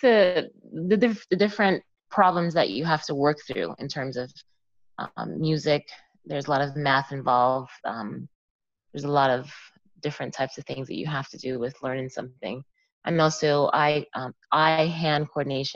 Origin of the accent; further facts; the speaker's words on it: Jamaica; now in Pottstown, United States; I was born in Jamaica